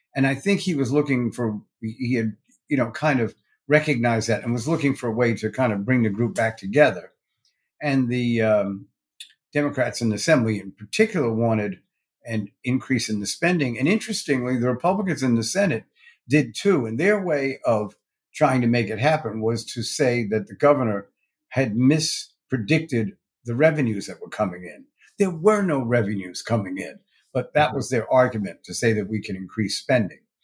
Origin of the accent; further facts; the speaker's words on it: New York City, New York, United States; also born or lived in Westchester County, New York; I was born in Brooklyn, New York